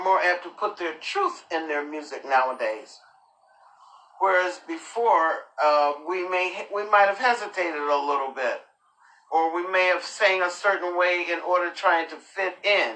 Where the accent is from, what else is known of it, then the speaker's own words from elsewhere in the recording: Rocky Mount, North Carolina, United States; I was born in Rocky Mount, North Carolina.